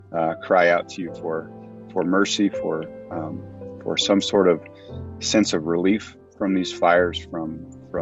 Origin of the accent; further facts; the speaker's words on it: Greenville, California, United States; I grew up in that little town